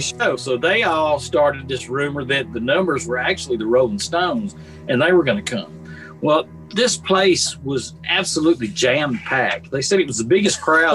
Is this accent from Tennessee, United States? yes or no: yes; Columbia, Tennessee, United States; I grew up in Columbia, Tennessee